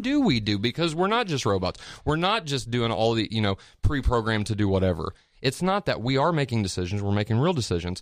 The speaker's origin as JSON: {"language": "English", "town": "Petersburg", "region": "Indiana", "country": "United States", "also_born_or_lived": "Pensacola, Florida", "moved": "as an adult", "said": "I moved from Pens, or from, uh, little town called Petersburg, Indiana, to Pensacola, Florida whenever I was eighteen"}